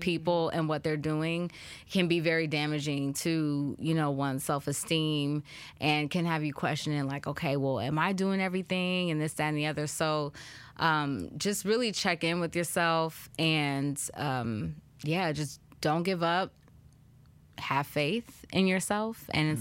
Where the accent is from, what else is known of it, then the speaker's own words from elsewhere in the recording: the Bay Area, California, United States; moved away as an adult; also born or lived in Chicago; I'm from Cali, I'm from the Bay, I'm used to mild weather